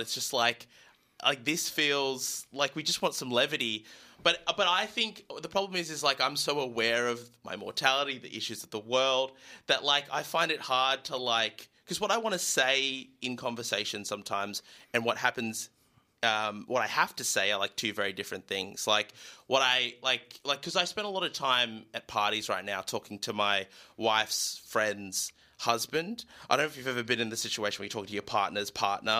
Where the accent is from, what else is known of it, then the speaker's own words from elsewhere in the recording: Newcastle, New South Wales, Australia; I grew up in Newcastle.